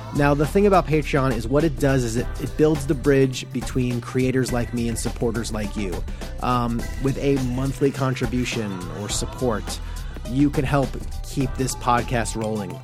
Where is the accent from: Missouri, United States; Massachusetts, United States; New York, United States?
New York, United States; I'm from New York